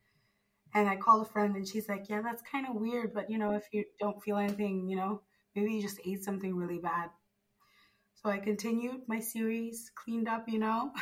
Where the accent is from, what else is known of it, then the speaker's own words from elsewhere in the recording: Zimbabwe; now in Italy; I'm from Zimbabwe.